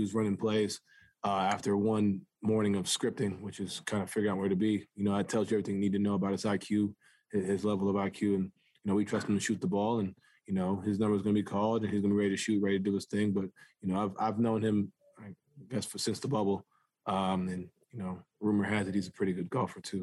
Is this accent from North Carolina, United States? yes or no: no; New York City, New York, United States; moved away; I grew up playing basketball in New York City